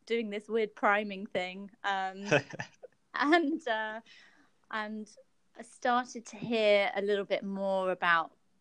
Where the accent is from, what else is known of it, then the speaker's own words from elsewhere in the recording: United Kingdom; moved away; I'm originally from the UK